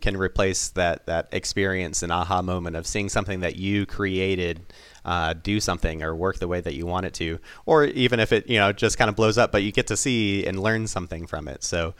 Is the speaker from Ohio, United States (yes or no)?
yes; Toledo, Ohio, United States; So, for instance, I grew up in Toledo, Ohio.